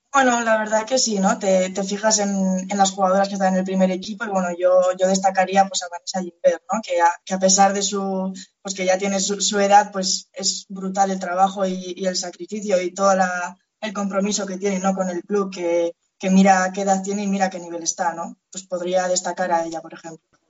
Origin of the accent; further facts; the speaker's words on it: Pamplona, Navarre, Spain; now in Lezama, Spain; yo soy de Pamplona